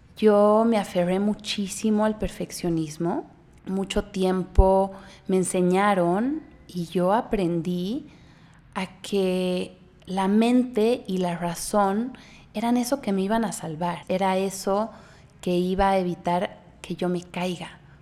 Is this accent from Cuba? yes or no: no; Bolivia; moved away as an adult; now in Mexico; Yo soy boliviana, eh, vivo en México hace casi dos años